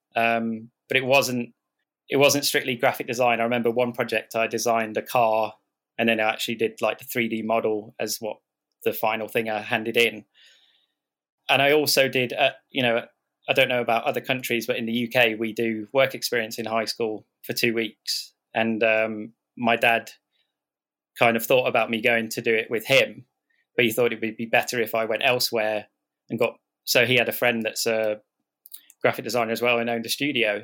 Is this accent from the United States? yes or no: no; Southport, North West England, United Kingdom; also born or lived in Liverpool / London; where I grew up in Southport